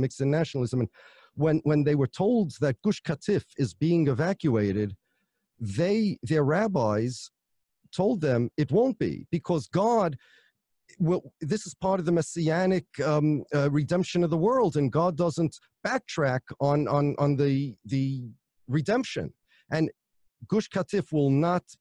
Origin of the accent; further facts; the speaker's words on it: United States; I'm an American, my family's from Poland